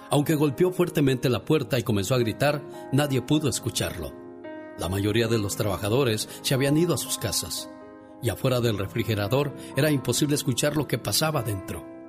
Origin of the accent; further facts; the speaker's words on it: Puebla, Mexico; porque un día salí de Puebla, pero Puebla nunca salió de mí.